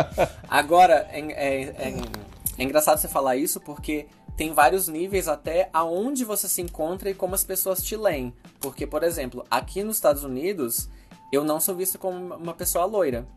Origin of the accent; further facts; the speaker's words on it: Brazil; moved away as an adult; now in United States; eu não estar tá mais no Brasil há alguns anos